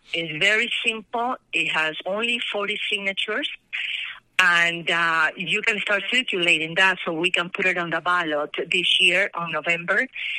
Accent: Peru; moved away as an adult; now in Colorado, United States; I was born in Peru when the country was in the hands of a military dictator. And I experienced a country during my teenager years that it was very indebted, unstable, violent.

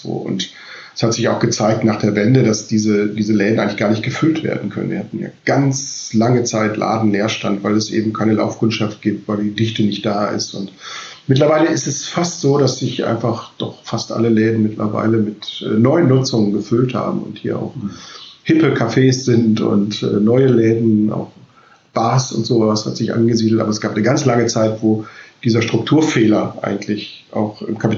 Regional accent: West Germany, Germany; ich bin ein Wessi, ja, ich komme eigentlich aus dem Westen

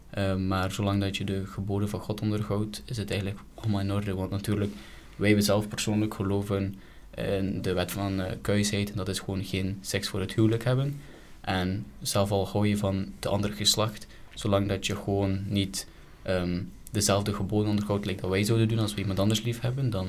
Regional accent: Belgium; omdat ik ook van België ben, van Europa

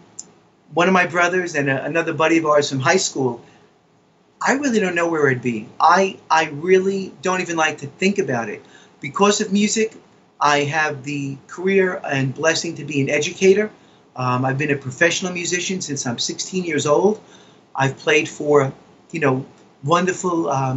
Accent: New York City, New York, United States; I'm a kid from the Bronx. Grew up playing stickball and football

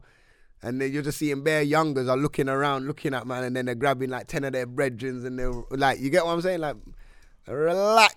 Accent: London, United Kingdom; we're from London

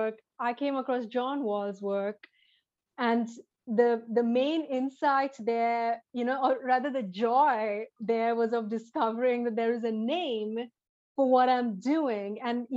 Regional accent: Mumbai, Maharashtra, India; I grew up in India, in Bombay

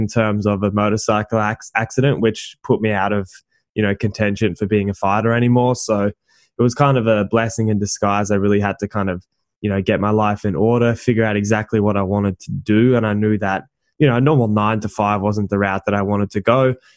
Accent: Gold Coast, Queensland, Australia; also born or lived in Thailand; I'm from the Gold Coast, and that's just where I've lived for pretty much my entire life

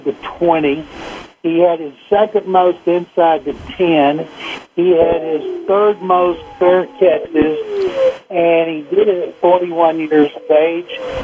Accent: Waco, Texas, United States; my hometown of Waco, Texas

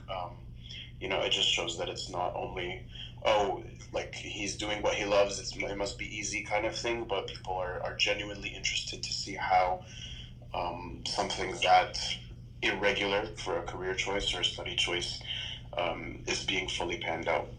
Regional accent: Toronto, Ontario, Canada; also born or lived in Texas; I was born in Toronto, raised in Toronto, um, lived in Texas for, for a little bit, and came back to study.

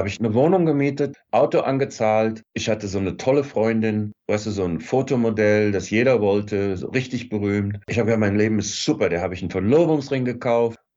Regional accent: Germany; ich komme aus Deutschland, ich will auch Schauspieler sein

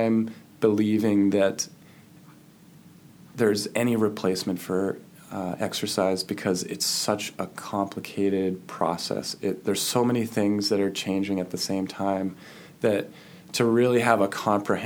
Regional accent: New Hampshire, United States; now in Midwest, United States; I grew up in New Hampshire

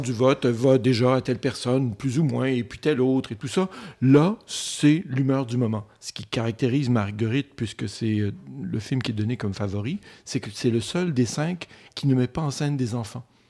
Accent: Côte-Nord, Quebec, Canada; moved away; je viens de la Côte-Nord, il n'y avait pas grand-chose

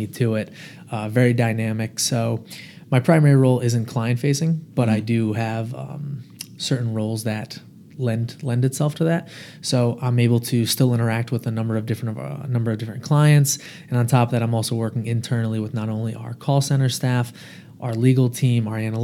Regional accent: Rhode Island, United States; born and raised in Rhode Island

